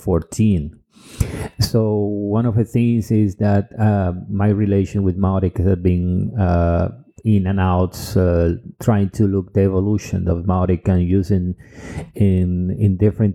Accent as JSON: {"language": "English", "country": "Cuba", "also_born_or_lived": "Dominican Republic", "second_language": "English", "moved": "yes", "lives_now": "Europe", "said": "I'm original from Cuba and Dominican Republic, but I have been living in Europe for several years, almost a decade."}